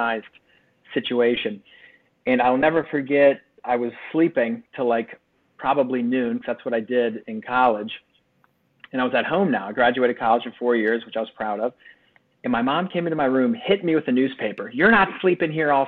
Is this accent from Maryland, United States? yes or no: yes; Bel Air, Maryland, United States; I grew up in Bel Air, Maryland